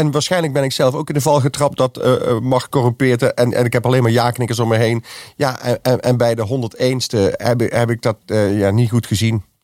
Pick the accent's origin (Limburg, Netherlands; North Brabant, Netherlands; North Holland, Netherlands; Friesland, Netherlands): North Holland, Netherlands; Amsterdam; En ik kom uit de Jordaan.